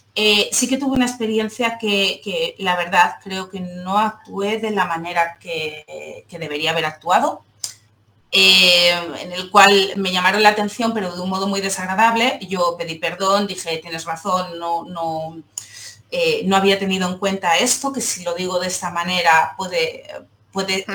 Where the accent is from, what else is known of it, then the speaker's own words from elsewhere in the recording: Seville, Andalusia, Spain; now in Barcelona, Spain; vivo en Barcelona, pero soy sevillana